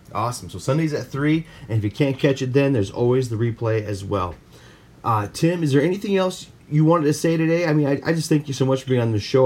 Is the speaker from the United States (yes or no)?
yes; Midwest, United States; we're from the Midwest